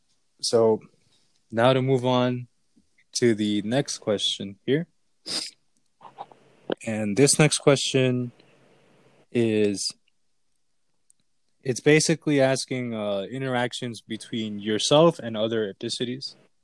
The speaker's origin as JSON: {"language": "English", "country": "United States", "said": "they knew I was from America."}